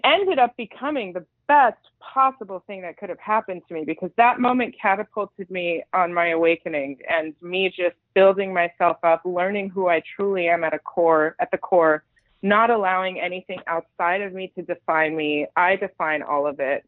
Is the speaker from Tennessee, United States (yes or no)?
no; Los Angeles, California, United States; also born or lived in Iran / East Coast, United States; I've been in LA since I was six years old